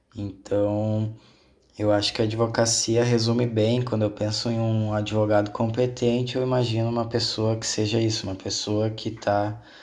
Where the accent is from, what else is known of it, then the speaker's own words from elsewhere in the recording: Rio Grande do Sul, Brazil; also born or lived in South Korea; a minha cidade natal, onde eu nasci, aqui no Rio Grande do Sul, ela é uma cidade açoriana.